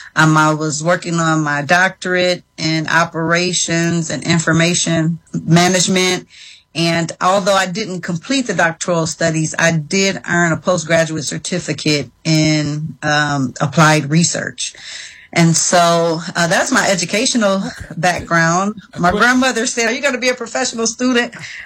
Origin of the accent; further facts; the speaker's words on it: Cleveland, Ohio, United States; I was born and raised in Cleveland in the Mount Pleasant community. I went to Cleveland Public Schools